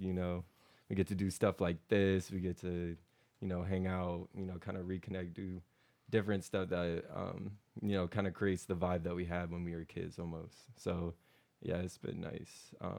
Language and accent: English; Kansas City, United States; I grew up in the same city as him. Grew up in Kansas City, 81C8. but yeah, so I was born and raised here.